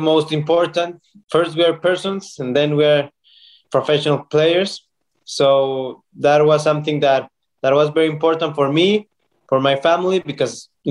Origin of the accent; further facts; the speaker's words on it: Ciudad Juárez, Chihuahua, Mexico; also born or lived in El Paso, Texas, United States; I was born in El Paso, Texas, but all my life I have been living in Ciudad Juarez, in Mexico